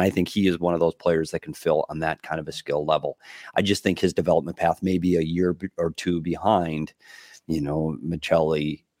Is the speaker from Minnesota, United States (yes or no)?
yes; Bemidji, Minnesota, United States; there was a college player named Joel Otto that played in my hometown of Bemidji State.